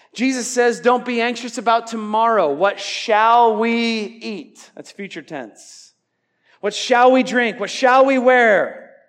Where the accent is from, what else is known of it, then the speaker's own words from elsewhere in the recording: Iowa, United States; I'm from Iowa.